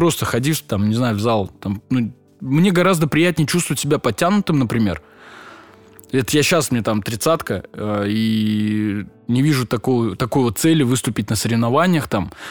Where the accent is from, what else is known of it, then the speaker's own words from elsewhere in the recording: Russia; Я говорю, брат, нет, я татарин